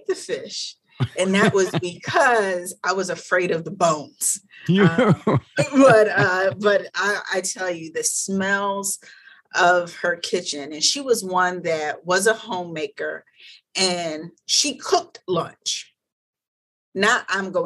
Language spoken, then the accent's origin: English; Philadelphia, Pennsylvania, United States; moved away; So I'm originally from West Philadelphia